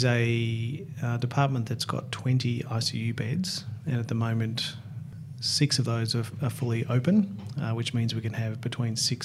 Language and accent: English; Ocean Grove, Victoria, Australia; when I was a kid growing up in Ocean Grove in Victoria near Geelong